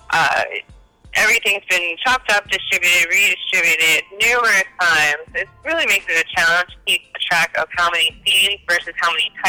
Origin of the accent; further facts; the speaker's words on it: Cincinnati, Ohio, United States; moved away; originally from Cincinnati, Ohio, but I've lived all across the United States.